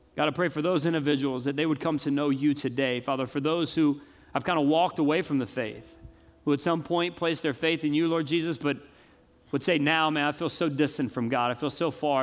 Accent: the South, United States; I grew up in the South my whole life.

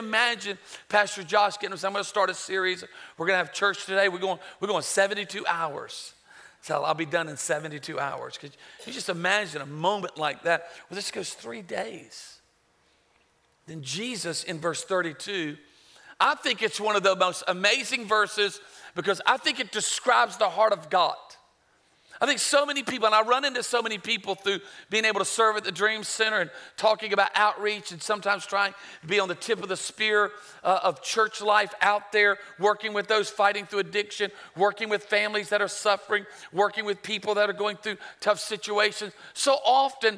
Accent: Myrtle Beach, South Carolina, United States; also born or lived in Charlotte, North Carolina; I was born in Charlotte, raised in Myrtle Beach

